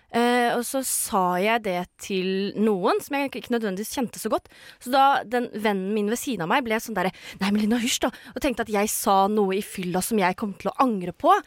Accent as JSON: {"language": "Norwegian", "town": "Sande", "region": "Vestfold", "country": "Norway", "said": "Jeg er fra Sande"}